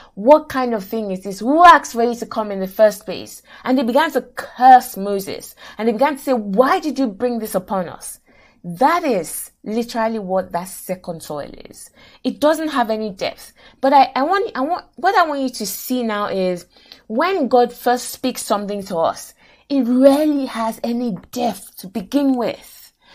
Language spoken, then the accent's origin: English; Nigeria; moved away; I grew up in Nigeria, went to university in Nigeria, et cetera.